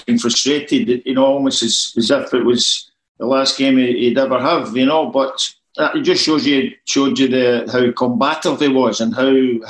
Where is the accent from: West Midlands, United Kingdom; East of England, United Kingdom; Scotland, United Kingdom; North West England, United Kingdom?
Scotland, United Kingdom; Glasgow; also born or lived in Barrhead / Southwest London; now in London, United Kingdom; I was born in Duke Street Hospital in Glasgow